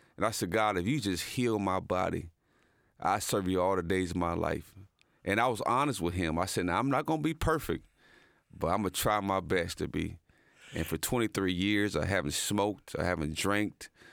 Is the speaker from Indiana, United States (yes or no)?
yes; Muncie, Indiana, United States; moved away as an adult; also born or lived in Dallas, Texas; my hometown of Delaware County